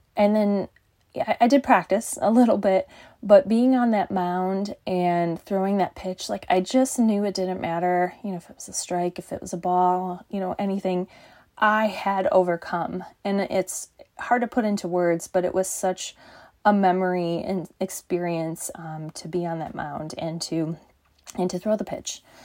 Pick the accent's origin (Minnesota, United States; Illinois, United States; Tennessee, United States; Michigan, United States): Michigan, United States; Michigan on it, uh, my home state